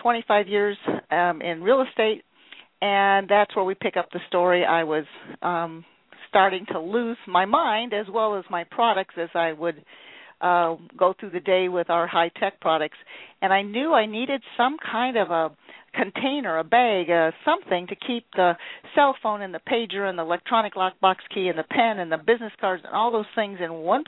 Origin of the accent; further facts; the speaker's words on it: Fort Lauderdale, Florida, United States; I grew up in Fort Lauderdale